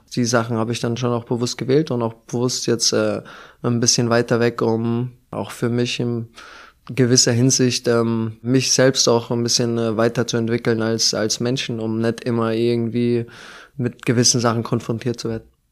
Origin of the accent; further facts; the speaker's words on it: Germany; moved away as an adult; now in Moscow, Russia; sehr nah an meiner Heimat